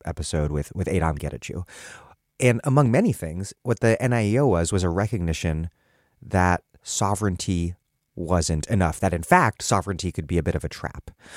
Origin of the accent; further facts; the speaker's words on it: Washington, District of Columbia, United States; now in Providence, United States; I was growing up in Washington, D C in the nineteen nineties